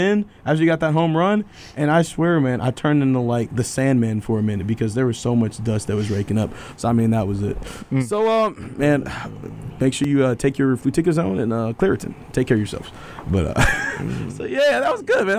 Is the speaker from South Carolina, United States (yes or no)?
no; Oak Ridge, Tennessee, United States; moved away; my hometown, man, Oak Ridge and Knoxville area